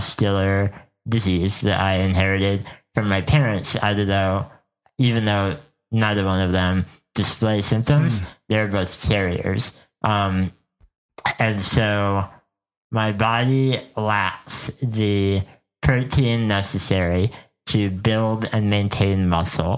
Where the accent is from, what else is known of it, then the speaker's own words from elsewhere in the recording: Bethlehem, Pennsylvania, United States; moved away as an adult; now in Minneapolis, United States; I grew up in Bethlehem, Pennsylvania, and lived there for the first 25 years of my life.